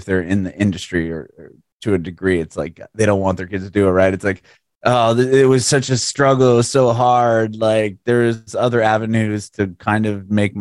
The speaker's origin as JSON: {"language": "English", "town": "San Diego", "region": "California", "country": "United States", "moved": "as an adult", "lives_now": "Nashville, United States", "said": "I just recently moved to Nashville a couple of years ago. I'm from San Diego originally"}